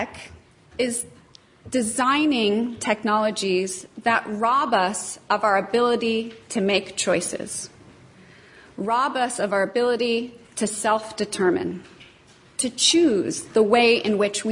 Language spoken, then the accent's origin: English; United States; I come from the United States.